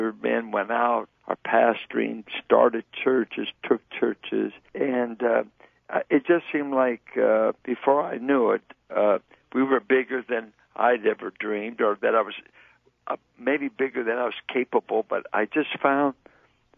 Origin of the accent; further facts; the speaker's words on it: Richmond, California, United States; I grew up in Richmond.